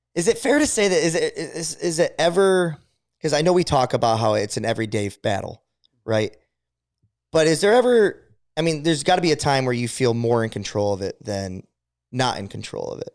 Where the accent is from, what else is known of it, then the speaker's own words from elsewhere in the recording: Adrian, United States; growing up in Adrian here, and it, it's a, it's a, it's a middle class, but it's a lower to middle class economy